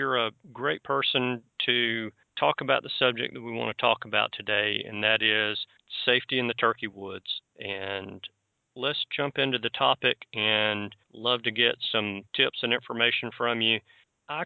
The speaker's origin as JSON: {"language": "English", "region": "Alabama", "country": "United States", "said": "I'm from Alabama"}